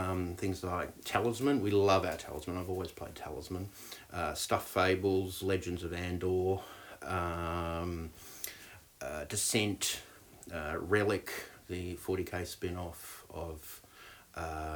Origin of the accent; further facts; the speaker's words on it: Australia; moved away as an adult; now in New Zealand; I'm Australian. I came to New Zealand when I was in my early 20s.